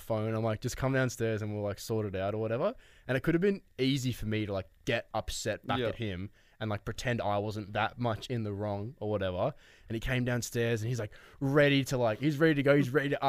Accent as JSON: {"language": "English", "town": "Melbourne", "region": "Victoria", "country": "Australia", "said": "We're from Melbourne"}